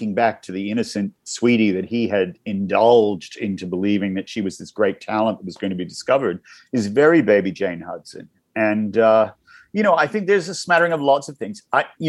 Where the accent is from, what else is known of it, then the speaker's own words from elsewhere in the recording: Newcastle, New South Wales, Australia; moved away; I grew up in Newcastle, a couple hours north of Sydney